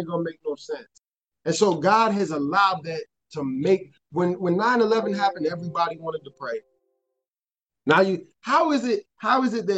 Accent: Chicago, Illinois, United States; I'm from Chicago and it's very liberal

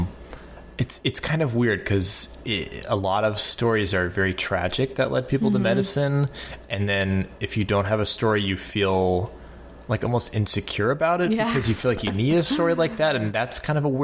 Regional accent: South Florida, United States; moved away as an adult; now in New York, United States; I'm from South Florida, born and raised

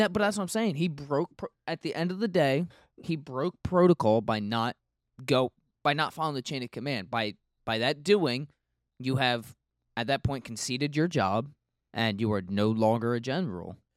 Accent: United States; I'm an, I'm an American.

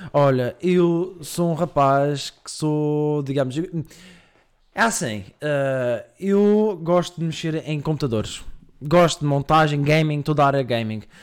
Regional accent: Madeira, Portugal; moved away as an adult; now in Coimbra, Portugal; Sou madeirense. Vim para cá há um ano, em Coimbra.

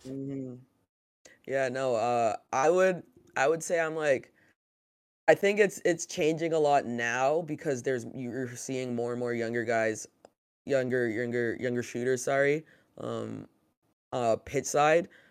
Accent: Canada; growing up in Canada, North America, basketball was always there

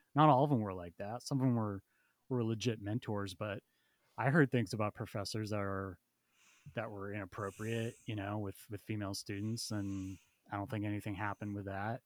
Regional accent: central Massachusetts, United States; moved away; I grew up in central Mass, so it's pretty rural, small town

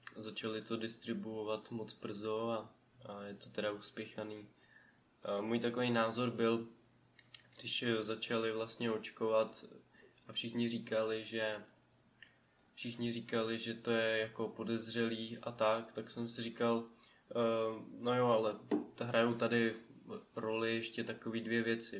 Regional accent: Vysočina Region, Czechia; tady u nás na Vysočině

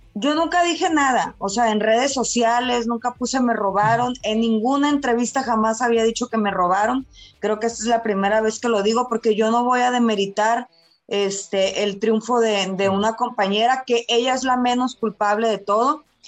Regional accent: Culiacán, Sinaloa, Mexico; moved away as an adult; now in Guadalajara, Mexico; un apellido muy típico de allá de mi tierra de Culiacán

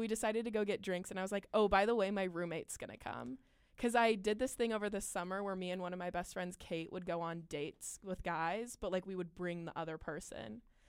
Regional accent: Texas, United States; I'm from Texas

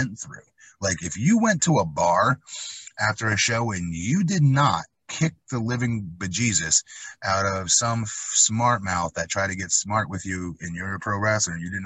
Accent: Northeast, United States; I grew up in the Northeast

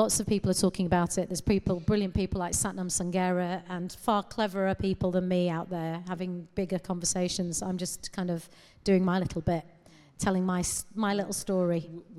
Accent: United Kingdom; It's weird because I've been saying I'm of this land and I'm British, but I cannot bring myself to say I'm English.

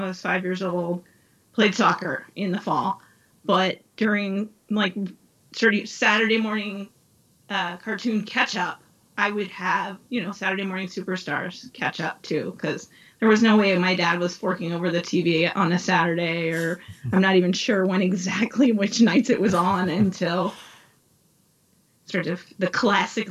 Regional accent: East Coast, United States; moved away as an adult; I was raised on the East Coast

